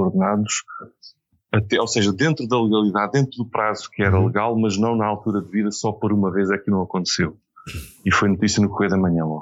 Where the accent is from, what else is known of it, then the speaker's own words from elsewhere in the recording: Beira, Portugal; Portanto, eu devia ter dito sou benfiquista, sou beirão e republicano.